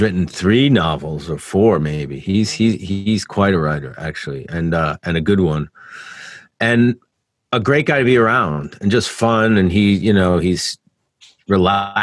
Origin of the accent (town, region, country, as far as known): New York, United States; born or raised there; moved away